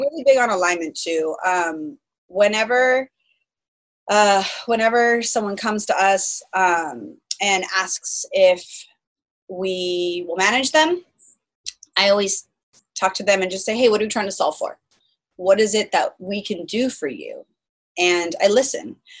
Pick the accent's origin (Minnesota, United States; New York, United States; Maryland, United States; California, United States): California, United States; Folsom; also born or lived in Bay Area, California; now in San Diego, United States; I was born in the Bay Area and I lived out there until I was three and then I moved to Sacramento County I lived in a smaller city called Folsom